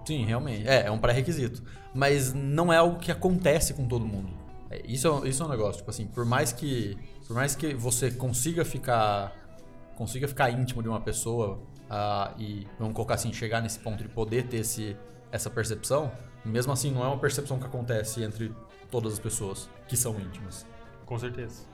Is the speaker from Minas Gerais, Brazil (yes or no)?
no; interior of São Paulo, Brazil; now in Curitiba, Brazil; eu não sou daqui de Curitiba, eu sou do interior de São Paulo